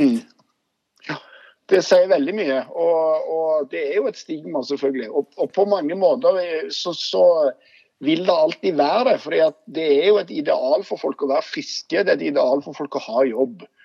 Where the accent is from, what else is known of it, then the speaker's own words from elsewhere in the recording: Stavanger, Rogaland, Norway; accent: Stavanger dialect; Jeg er fra Stokka Eiganes